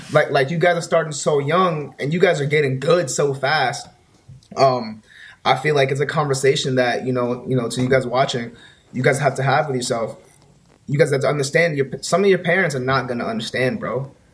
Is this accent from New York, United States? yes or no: yes; New York City, New York, United States; I'm from New York, Bronx, New York.